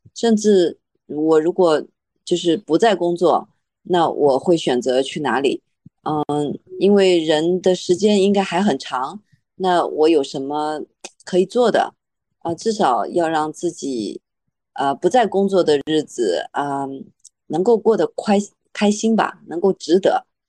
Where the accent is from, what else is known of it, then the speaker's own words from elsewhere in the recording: Shanghai, China; also born or lived in Beijing; 我没老家呀，我老家就是上海